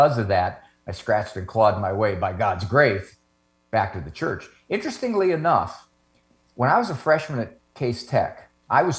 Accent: Canton, Ohio, United States; in Canton, Ohio, I grew up, Italian Catholic family

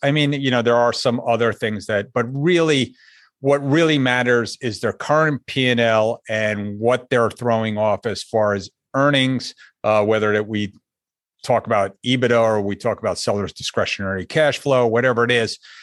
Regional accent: Northeast, United States; moved away as an adult; also born or lived in Hartford, Connecticut; now in South Florida, United States; I grew up in the Northeast, if you couldn't hear it in my voice yet.

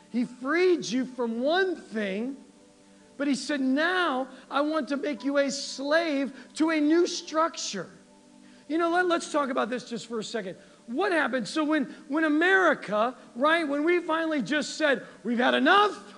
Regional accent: United States; We're Americans.

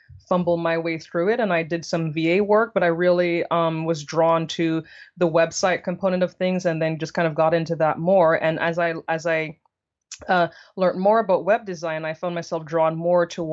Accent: Jamaica; moved away as an adult; now in United States; originally born and raised in Jamaica.

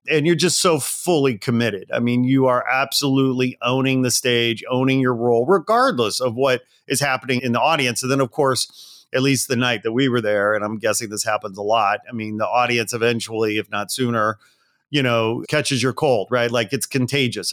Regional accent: outside Chicago, Illinois, United States; I grew up outside Chicago, but, you know, lived in Chicago for a long time

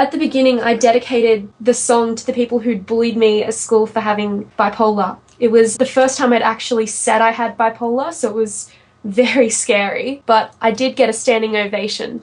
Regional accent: Sydney, New South Wales, Australia; I'm from Sydney in Australia.

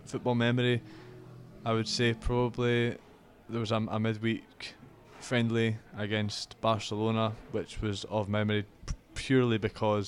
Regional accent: Kirkcaldy, Scotland, United Kingdom; now in Sunderland, United Kingdom; I'm from Kirkcaldy

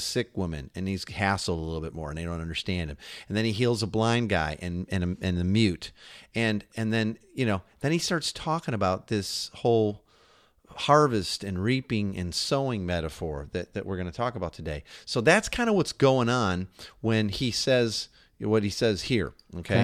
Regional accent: Chicago, Illinois, United States; also born or lived in Seattle area; now in Seattle, United States; We're from Chicago

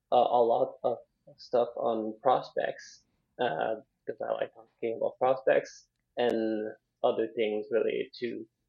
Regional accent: Ottawa, Ontario, Canada; So because I lived in Ottawa, so I was raised in Ottawa all throughout my young life. So that was when I was very young.

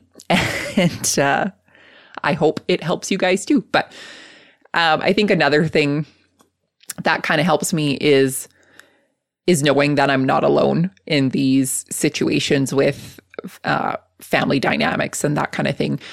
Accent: Lethbridge, Alberta, Canada; I was born and raised in Southern Alberta. Um, I went to school in the same town, um, from kindergarten all the way through college. So I went to college at Lethbridge College

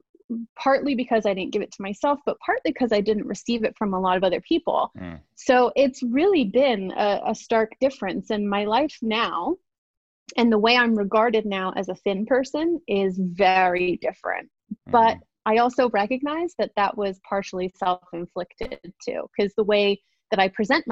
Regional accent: England, United Kingdom; now in United States; I'm originally from England. I've been in the States for a long time, but I grew up in council housing

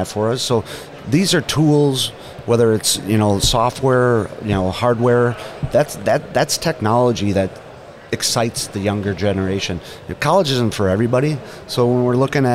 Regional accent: Minnesota, United States; I come from Minnesota

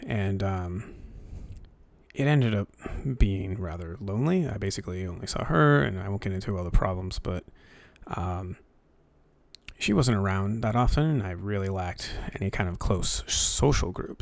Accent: New Hampshire, United States; I grew up in New Hampshire, so, um, there's not a lot to do up here

